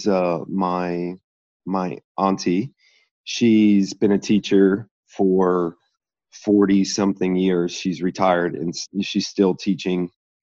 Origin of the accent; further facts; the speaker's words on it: Cincinnati, Ohio, United States; I was born and raised in Cincinnati, Ohio